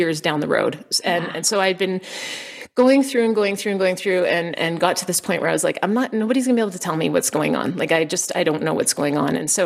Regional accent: Canada; moved away as an adult; also born or lived in United States / Costa Rica; So we're Canadian. And so we also lived in the States and then we went to Costa Rica

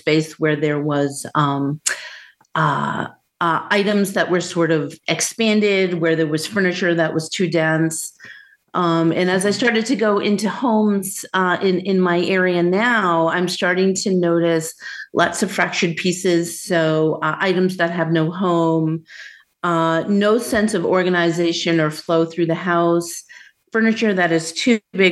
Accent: near Boston, Massachusetts, United States; moved away as an adult; also born or lived in Southwest US; now in Southwest, United States; I grew up near Boston, and I moved from the Northeast 5 years ago to the Southwest.

